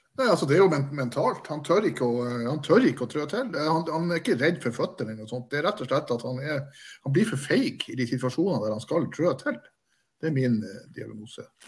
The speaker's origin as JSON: {"language": "Norwegian", "town": "Bodø", "region": "Nordland", "country": "Norway", "tie": "born or raised there", "said": "jeg er fra Bodø. Jeg er født og oppvokst eh, et dårlig steinkast fra Aspmyra."}